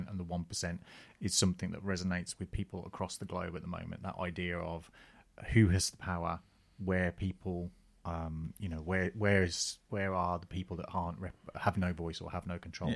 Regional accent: Birmingham, West Midlands, United Kingdom; When I was a young person in the early 80s and we had the Triangle Cinema in Birmingham

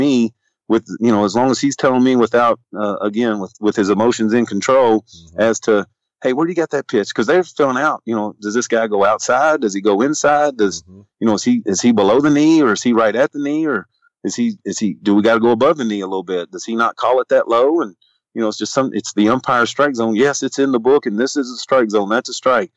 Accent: Louisville, Kentucky, United States; I'm from Louisville.

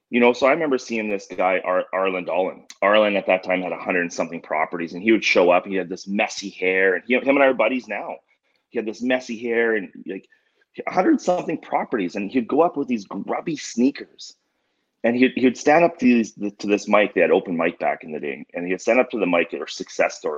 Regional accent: Canada; growing up in Canada.

